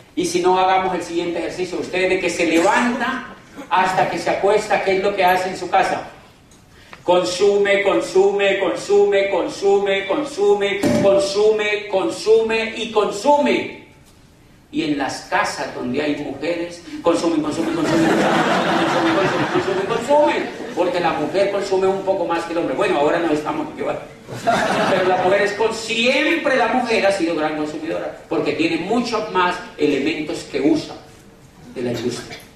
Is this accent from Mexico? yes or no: no; Cali, Valle del Cauca, Colombia; yo vengo de Cali, Colombia, a 10 horas de allá en avión